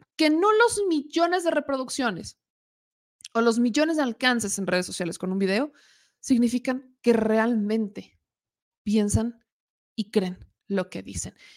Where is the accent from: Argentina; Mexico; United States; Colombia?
Mexico; Puebla; soy poblana